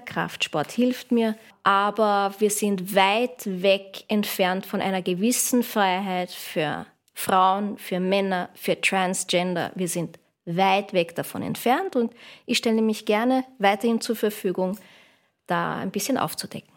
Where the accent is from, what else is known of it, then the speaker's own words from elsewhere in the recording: Vienna, Austria; Ich bin gebürtige Wienerin.